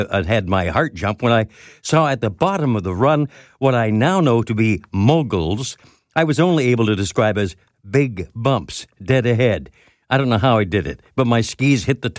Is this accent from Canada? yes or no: yes; London, Ontario, Canada; working in my hometown of London, Ontario, at a radio station there